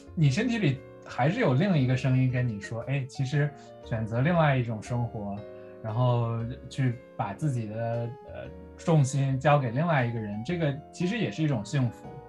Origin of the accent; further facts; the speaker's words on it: northern China, China; 我是北方人嘛